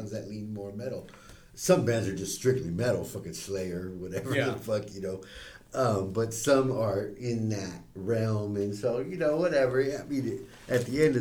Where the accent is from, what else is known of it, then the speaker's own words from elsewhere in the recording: San Diego, California, United States; growing up in San Diego